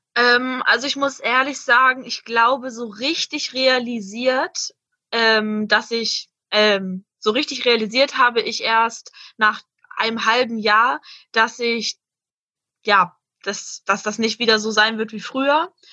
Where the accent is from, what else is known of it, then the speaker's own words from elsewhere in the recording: Hanover, Lower Saxony, Germany; ich komme aus Hannover